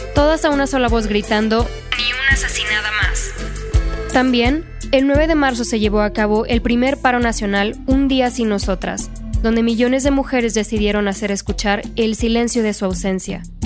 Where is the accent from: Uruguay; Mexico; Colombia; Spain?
Mexico; Monterrey, Nuevo León; now in Mexico City, Mexico; Yo soy de Monterrey